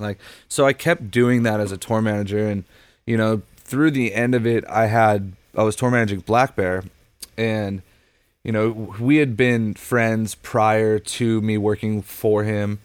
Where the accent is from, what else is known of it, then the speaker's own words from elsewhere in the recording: Huntington Beach, California, United States; also born or lived in Los Angeles, California; I grew up in Huntington Beach